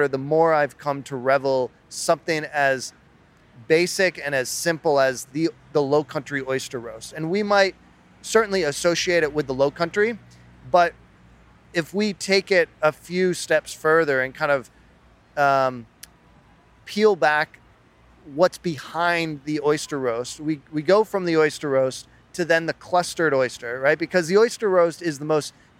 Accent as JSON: {"language": "English", "area": "Cape Cod", "region": "Massachusetts", "country": "United States", "tie": "born or raised there", "moved": "as an adult", "lives_now": "Charleston, United States", "said": "I was born and raised on Cape Cod, came down to Charleston about 20 years ago to go to the College of Charleston."}